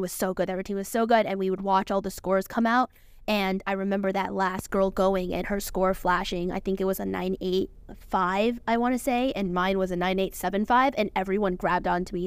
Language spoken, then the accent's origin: English; California, United States; moved away as an adult; now in Connecticut, United States; I'm from California